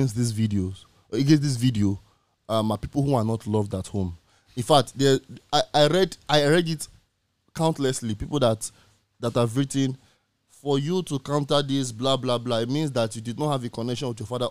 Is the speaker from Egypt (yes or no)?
no; Nigeria; as a Nigerian man